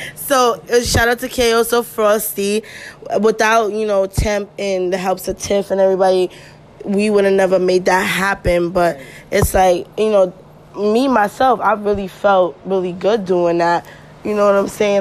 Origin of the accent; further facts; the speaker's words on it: New York City, New York, United States; I'm from Flatbush